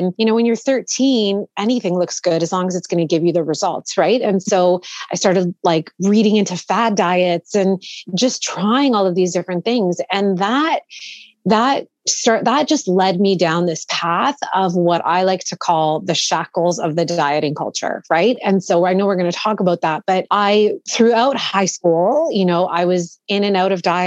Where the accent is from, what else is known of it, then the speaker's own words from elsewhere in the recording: Toronto, Ontario, Canada; I was born and raised here in Toronto, in the suburbs, actually